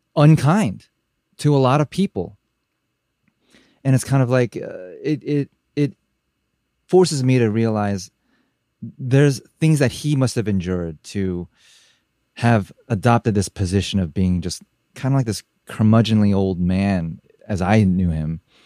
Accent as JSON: {"language": "English", "country": "United States", "tie": "born or raised there", "said": "as a Asian American growing up in America"}